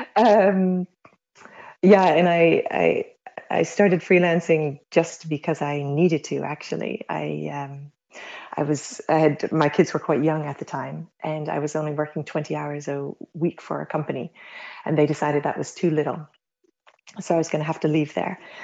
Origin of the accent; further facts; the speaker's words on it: United States; now in Netherlands; I'm American originally, been living in the Netherlands for 25 years already